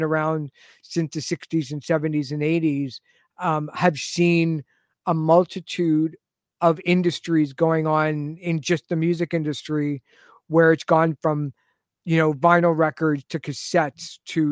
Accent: Toronto, Ontario, Canada; now in Richmond Hill, Canada; I grew up in the Jane and Finch area. Mm-hmm. And then moved to Richmond Hill, where I live now

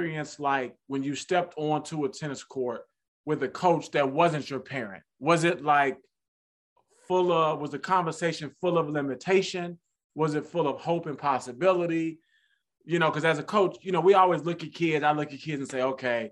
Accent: United States; As American male, right, I grew up

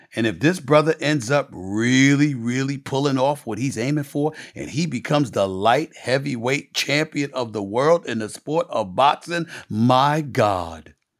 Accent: New York City, New York, United States; my life before E S P N, growing up in Hollis, Queens, New York

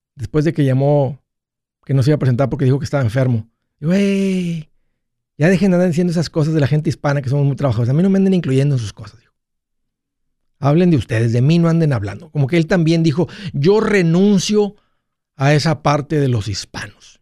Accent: Mexico; soy hispano, soy de origen mexicano. Eso es lo que corre por mis sangres, de ahí vengo, de ahí soy

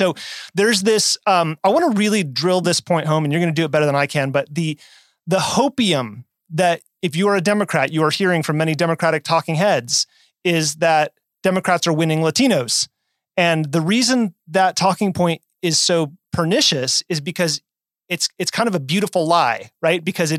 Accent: Nevada, United States; Nevada, my home state.

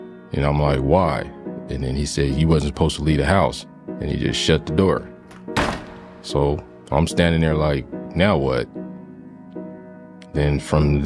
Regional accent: San Jose, California, United States; I'm from San Jose, California.

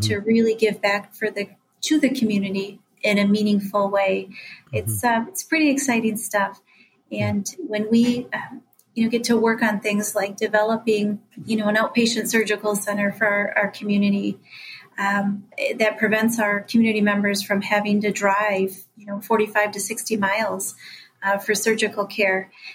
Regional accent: Mackinac Straits area, Michigan, United States; return to my hometown and um, give back in a meaningful way to my community

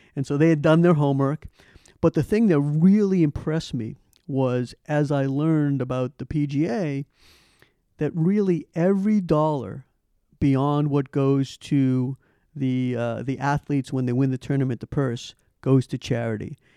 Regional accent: Boston, Massachusetts, United States; moved away as an adult; I'm a originally from Boston. Big, grew up with the Celtics

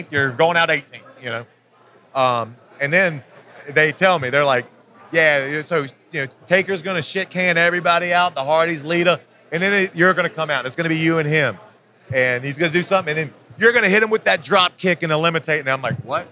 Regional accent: Virginia, United States; I grew up in Virginia in a small town.

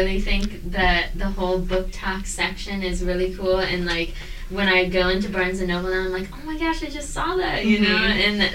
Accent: Woodstock, Illinois, United States; my hometown in Woodstock, Illinois

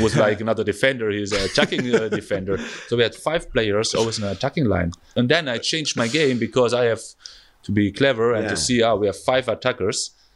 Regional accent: Germany; first language German; English is a second language

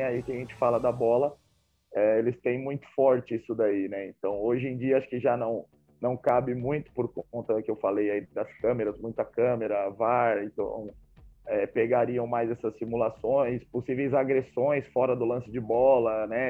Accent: Brazil; moved away as an adult; also born or lived in Poland; Eu sou brasileiro

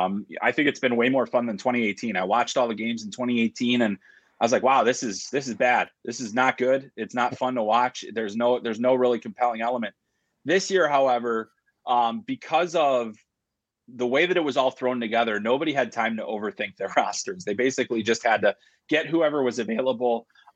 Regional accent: Chicago, Illinois, United States; I grew up in Chicago, and I grew up on the south side of the city. My dad was on the Chicago Fire Department, so we lived in the city limits.

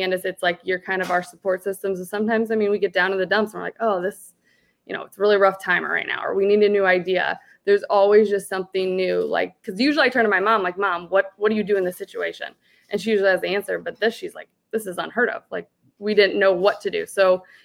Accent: Columbia, Illinois, United States; my hometown where I grew up in Columbia, Illinois

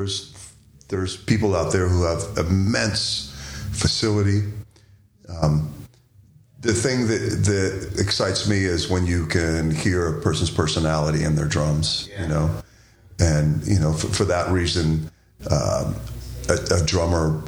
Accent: Washington D.C. area, Maryland, United States; I grew up in the Washington D.C. area, so go-go music had an enormous influence on just how I hear stuff.

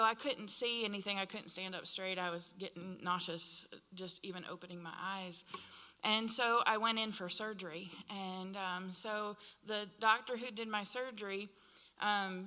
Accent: Iowa, United States; moved away; I'm from Iowa

